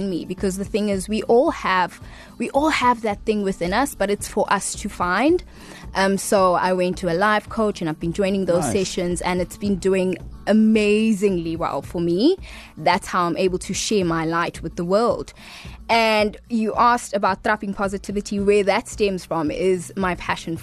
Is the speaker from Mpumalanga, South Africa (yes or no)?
no; Durban, KwaZulu-Natal, South Africa; also born or lived in Hillcrest / Hillary; I am born and raised in Durban.